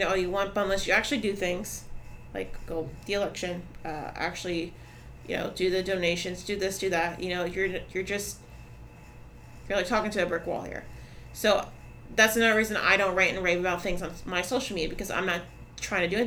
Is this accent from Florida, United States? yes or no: yes; Orlando, Florida, United States; moved away as an adult; now in Brevard County, United States; I'm from Orlando, I used to party out there all the time, I lived out there